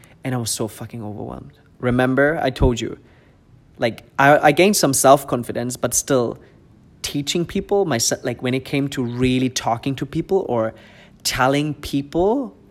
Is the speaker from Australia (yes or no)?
no; Germany; English is a second language; moved away as an adult; also born or lived in Munich area; now in Dubai, United Arab Emirates; I've been raised in I was living in my hometown until I was 24, 25